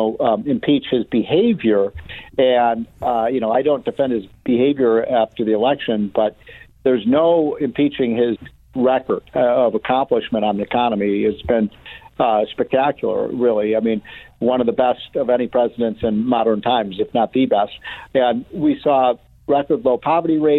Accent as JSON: {"language": "English", "region": "Illinois", "country": "United States", "tie": "born or raised there", "said": "my home state of Illinois"}